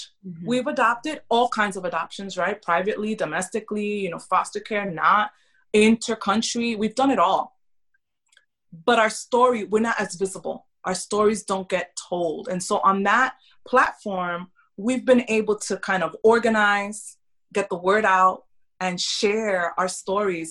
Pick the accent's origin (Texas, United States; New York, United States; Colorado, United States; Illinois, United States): New York, United States; New York City; moved away as an adult; also born or lived in Kentucky / Tennessee / North Carolina; now in Tampa, United States; I grew up in New York City